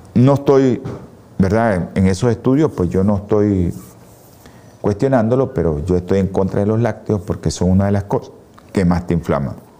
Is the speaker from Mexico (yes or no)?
no; Nicaragua; nosotros los nicaragüenses